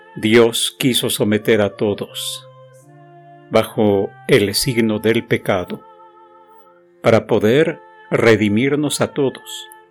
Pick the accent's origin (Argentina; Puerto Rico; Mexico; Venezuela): Mexico; como decimos los mexicanos